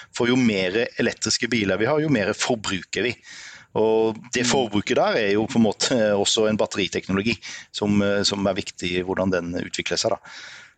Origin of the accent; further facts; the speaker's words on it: Grimstad, Agder, Norway; also born or lived in Trondheim; Vi er fra Grimstad begge